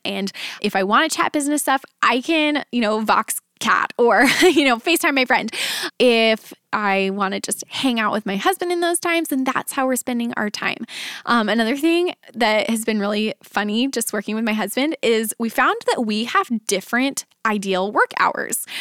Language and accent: English; Dallas, Texas, United States; moved away as an adult; now in Nashville, United States; we were both born and raised in the Dallas area, and we uprooted our family and moved to Nashville.